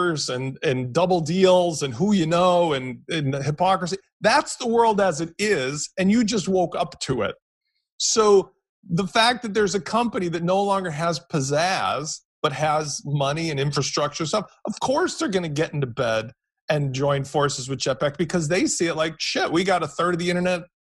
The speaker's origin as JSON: {"language": "English", "country": "United States", "said": "I'm American"}